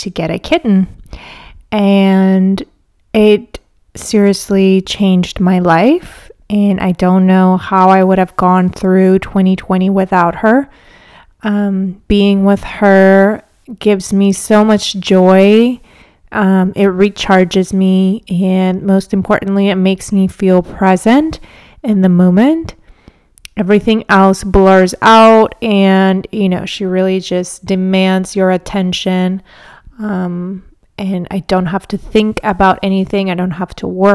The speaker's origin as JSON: {"language": "English", "town": "Athens", "region": "Attica", "country": "Greece", "moved": "as an adult", "lives_now": "Houston, United States", "said": "I'm a creative located in Houston, Texas, but I'm originally from Athens, Greece. I've been living in the U.S. for the past 10 years"}